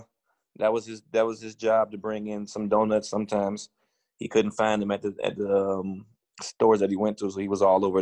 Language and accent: English; Cleveland Heights, Ohio, United States; I was born and raised in Cleveland Heights